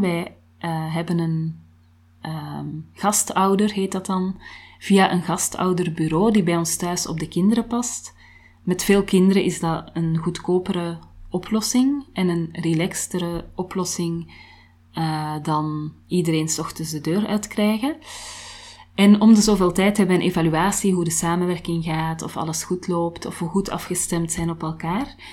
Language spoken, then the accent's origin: Dutch; Antwerp, Flanders, Belgium; moved away; ik kom uit Antwerpen, dat kan je niet verbergen natuurlijk